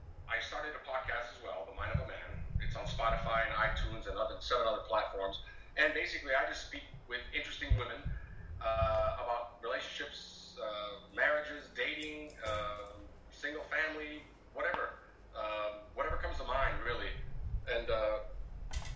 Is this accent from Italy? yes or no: yes; Italy; moved away as an adult; also born or lived in Europe / Mexico; now in United States; I was born in Italy, 1969. I'm 50 years old. I grew up the majority of my life in Europe, and then I came to the States for college